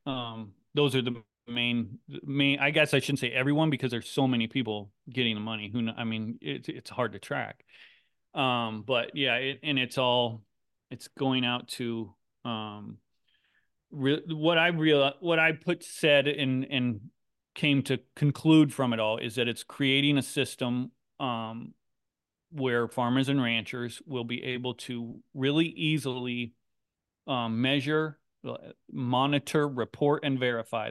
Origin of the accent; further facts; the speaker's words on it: Griswold, Iowa, United States; Griswold, Iowa is the town I grew up